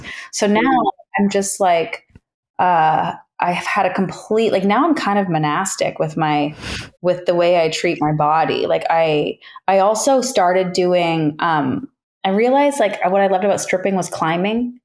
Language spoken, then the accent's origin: English; Toronto, Ontario, Canada; moved away as an adult; also born or lived in Australia / New York; my hometown of Toronto, Ontario